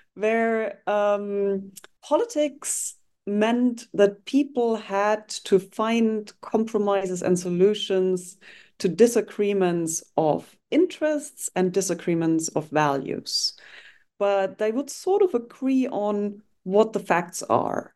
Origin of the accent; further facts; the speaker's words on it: Germany; I grew up in Germany, um, and actually at the border of what was formerly the Iron Curtain, so in the east of Germany, um, facing what was then Czechoslovakia